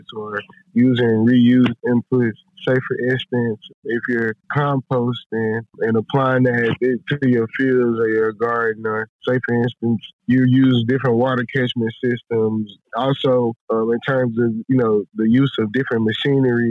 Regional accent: Houston, Texas, United States; I grew up in Houston

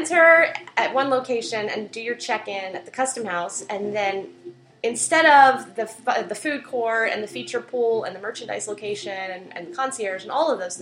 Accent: Florida, United States; I grew up in Florida. I lived in two different pink houses.

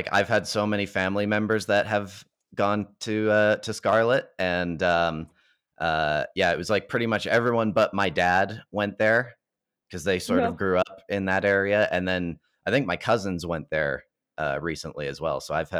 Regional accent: Calgary, Alberta, Canada; my hometown of Calgary, Alberta

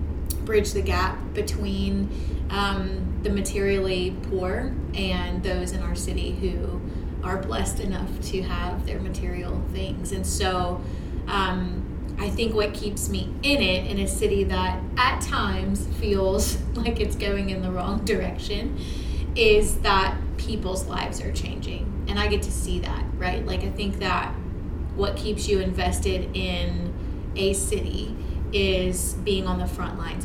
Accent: Shreveport, Louisiana, United States; I was born and raised here in Shreveport

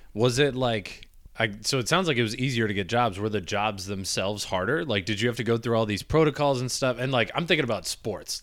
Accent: Michigan, United States; moved away; I grew up in Michigan

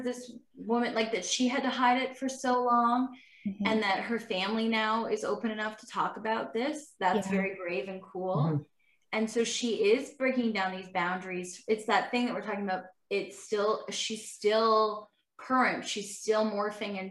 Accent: Owen Sound, Ontario, Canada; Jenny and I are from the country. We're from Owen Sound.

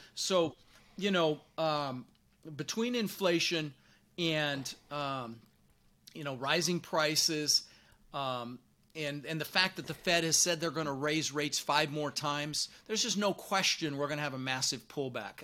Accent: Denver, Colorado, United States; born or raised there; also born or lived in Netherlands

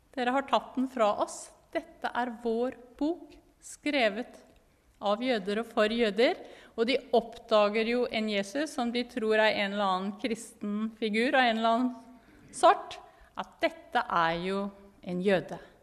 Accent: Norway; moved away as an adult; also born or lived in Jerusalem, Israel; now in Israel; jeg er veldig norsk

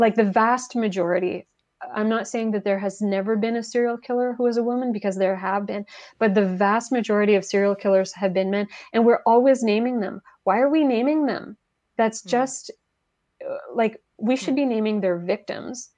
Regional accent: Quebec, Canada; first language French; English is a second language; moved away; i'm from quebec originally

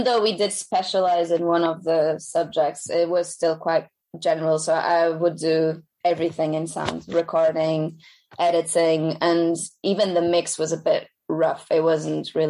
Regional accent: Lisbon, Portugal; moved away; So I studied in Lisbon. I'm originally from Lisbon

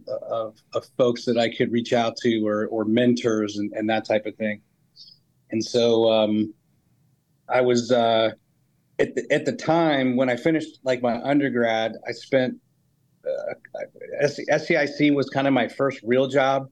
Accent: Northern Virginia, United States; moved away as an adult; also born or lived in Salt Lake City, Utah; now in Huntsville, United States; I grew up basically in Northern Virginia

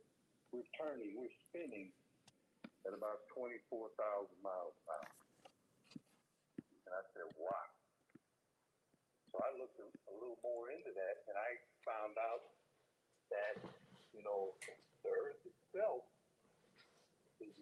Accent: Chicago, Illinois, United States; born and raised in Chicago, was an original South Sider. I was born on the South Side of Chicago and raised there

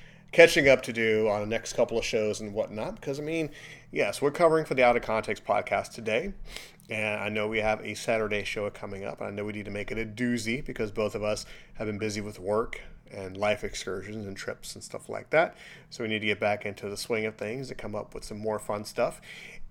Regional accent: Chicago, Illinois, United States; now in Florida, United States; growing up in Chicago and in apartment complexes

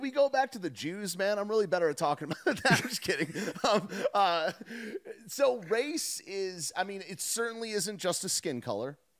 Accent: United States; I am an American

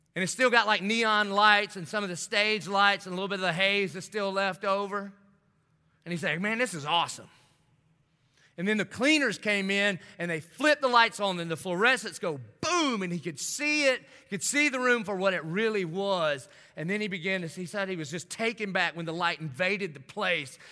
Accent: the South, United States; I grew up in the South

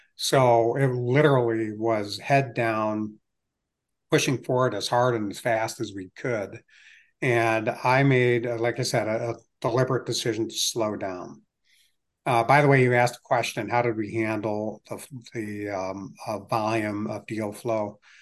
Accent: United States; also born or lived in Virginia / Cleveland, Ohio / Greenville, South Carolina; moved to Screen Falls in nineteen sixty-three, and I'd been here ever since

